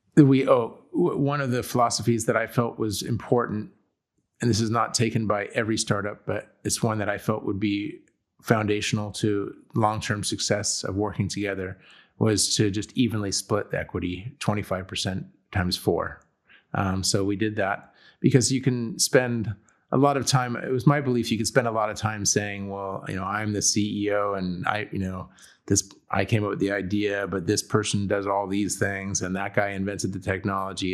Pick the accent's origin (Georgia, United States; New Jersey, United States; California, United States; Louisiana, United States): California, United States; San Diego; also born or lived in Chicago / England; I am from, I grew up in San Diego, California, Southern California